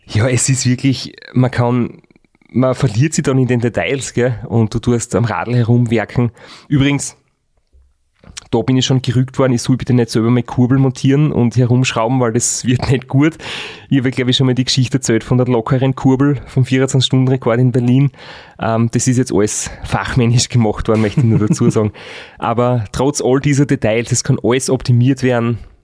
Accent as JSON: {"language": "German", "region": "Styria", "country": "Austria", "said": "bei uns daheim in der Steiermark"}